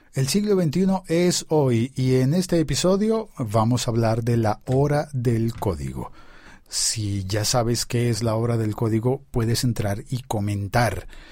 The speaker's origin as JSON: {"language": "Spanish", "country": "Colombia", "said": "en mi país, en Colombia"}